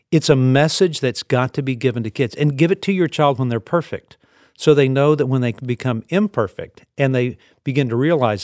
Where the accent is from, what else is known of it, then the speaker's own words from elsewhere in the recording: the South, United States; I was raised in the South.